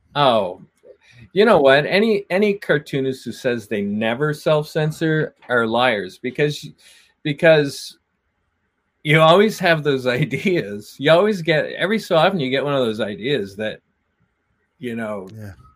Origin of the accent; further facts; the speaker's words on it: Atlantic Canada, Canada; I'm from Atlantic Canada